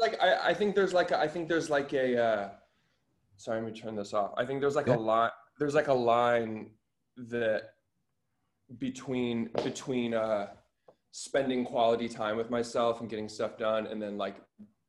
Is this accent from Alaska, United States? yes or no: yes; Anchorage, Alaska, United States; I'm from Alaska.